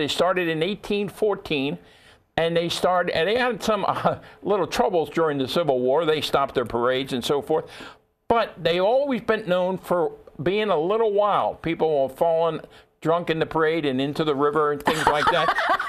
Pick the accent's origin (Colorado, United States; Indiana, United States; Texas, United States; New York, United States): New York, United States; New York City; New York City, my hometown.